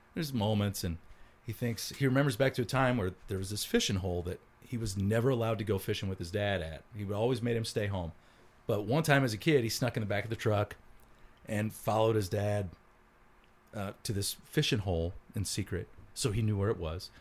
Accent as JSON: {"language": "English", "country": "United States", "tie": "born or raised there", "said": "how I grew up was I, right on the Mississippi River"}